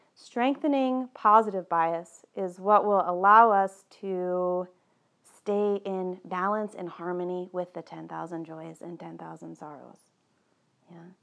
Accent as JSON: {"language": "English", "region": "East Coast", "country": "United States", "tie": "born or raised there", "moved": "yes", "said": "I was born on the East Coast and somehow that's still very much alive in me."}